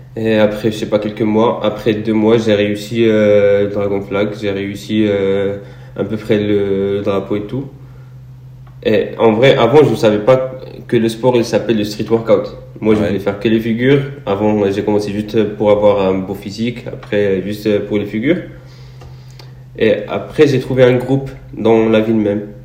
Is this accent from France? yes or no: no; Morocco; je suis un athlète marocain, nationalité. je suis né au Maroc